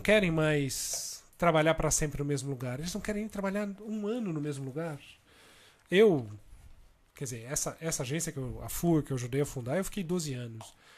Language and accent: Portuguese; Brazil; accent: Brazilian; moved away as an adult; now in Portugal; eu sou publicitário, criativo, brasileiro, como todo mundo já deve ter percebido pelo meu sotaque